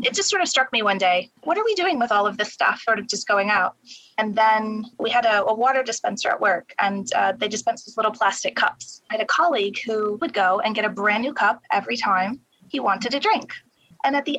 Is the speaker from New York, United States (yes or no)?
yes; Buffalo, New York, United States; moved away as an adult; now in London, United Kingdom; I actually started at a nonprofit in my hometown of Buffalo